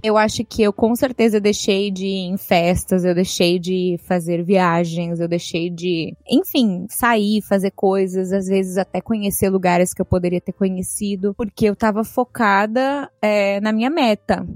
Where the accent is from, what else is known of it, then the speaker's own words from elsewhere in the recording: São Paulo, Brazil; moved away as an adult; now in Miami, United States; a gente morava é, ali no Alto da Lapa, né? Então não sei se você conhece a cidade de São Paulo